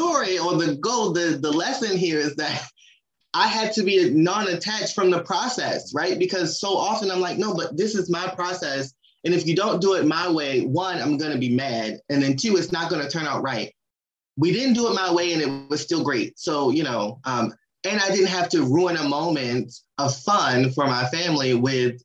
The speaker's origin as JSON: {"language": "English", "region": "Maryland", "country": "United States", "said": "I'm from Maryland, and my family, we're big seafood people"}